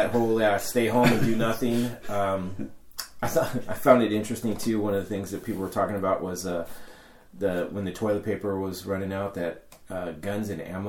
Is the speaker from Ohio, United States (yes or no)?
no; Sacramento, California, United States